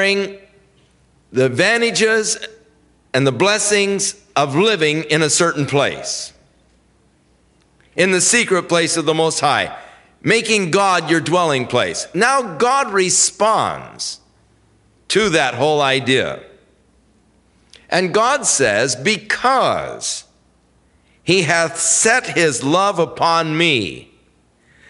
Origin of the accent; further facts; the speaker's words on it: Ventura, California, United States; growing up in Ventura